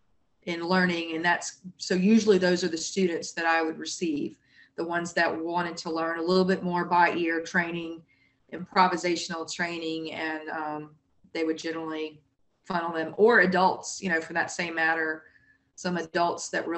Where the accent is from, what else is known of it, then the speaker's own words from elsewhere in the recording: Jackson, Mississippi, United States; now in South Louisiana, United States; And I'm from Mississippi. So it's a little bit of New Orleans-esque growing up in Jackson.